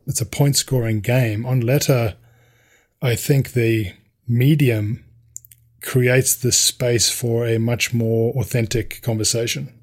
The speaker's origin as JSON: {"language": "English", "country": "South Africa", "tie": "born or raised there", "said": "growing up in South Africa and how violent that environment was"}